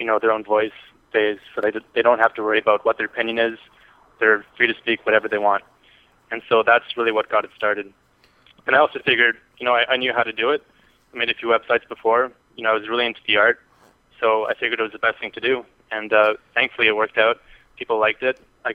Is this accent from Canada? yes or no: yes; Canada; accent: Canadian; my Canadian accent